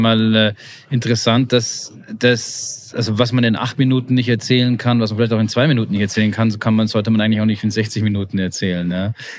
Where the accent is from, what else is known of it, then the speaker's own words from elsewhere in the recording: Bavaria, Germany; ich als Bayer